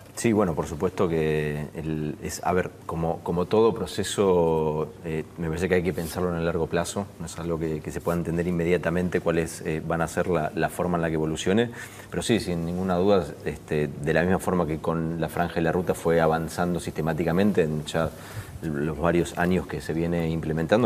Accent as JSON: {"language": "Spanish", "country": "Argentina"}